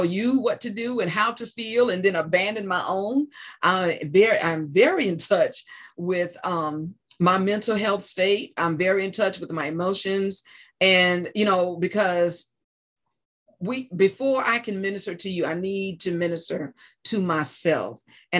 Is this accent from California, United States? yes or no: no; New Jersey, United States; moved away; also born or lived in South Carolina / North Carolina; my home state, New Jersey